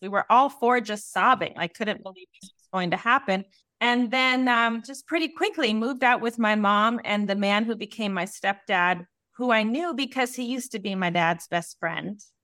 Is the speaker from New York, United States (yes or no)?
no; Colorado, United States; I grew up in Colorado